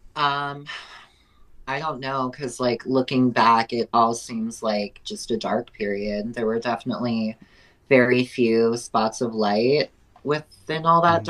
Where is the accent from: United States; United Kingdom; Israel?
United States; Prescott Valley, Arizona; also born or lived in Pontiac, Michigan; my family moved out here when I was just over one years old. I've lived in Prescott Valley almost my entire life, so I'm from Prescott.